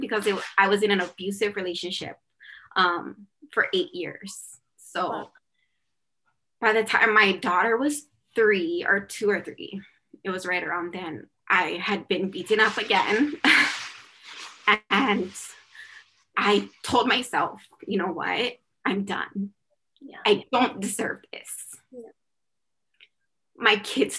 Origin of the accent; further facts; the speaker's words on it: Oahu, Hawaii, United States; I was born on Oahu, and my dad is from Oahu